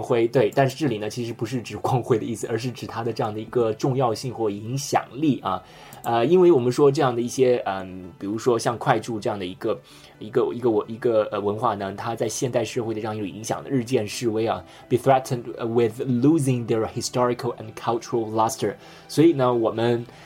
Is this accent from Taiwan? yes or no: no; China; 我们中国人